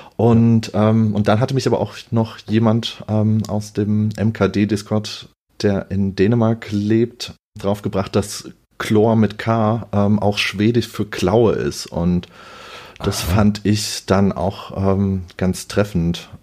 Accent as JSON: {"language": "German", "town": "Offenbach", "region": "Hesse", "country": "Germany", "said": "ich bin aus Offenbach"}